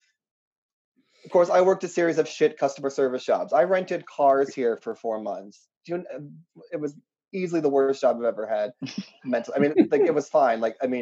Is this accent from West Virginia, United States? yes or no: yes; West Virginia, United States; born or raised there; also born or lived in Pittsburgh; now in Chicago, United States